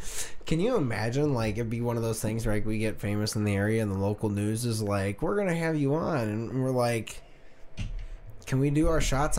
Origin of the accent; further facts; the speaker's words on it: Tennessee, United States; Yeah, we're from Tennessee.